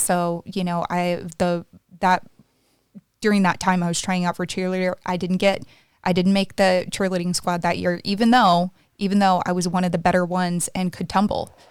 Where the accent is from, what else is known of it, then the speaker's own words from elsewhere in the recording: the South, United States; I was raised in the South, so obviously very conservative and also the Bible Belt